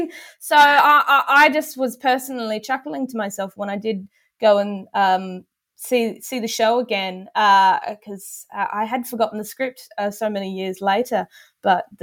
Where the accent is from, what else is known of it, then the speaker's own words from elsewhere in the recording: Brisbane, Queensland, Australia; moved away; I'm a Queenslander at heart, and I sort of lived in that heartland in my early years in Brisbane